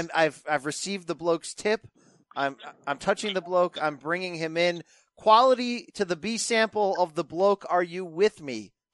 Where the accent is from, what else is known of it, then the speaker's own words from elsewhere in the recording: Naugatuck, Connecticut, United States; But I grew up in the armpit of Connecticut. I grew up in the Naugatuck Valley, the industrial, the factory towns, okay? Naugatuck, Connecticut, look it up.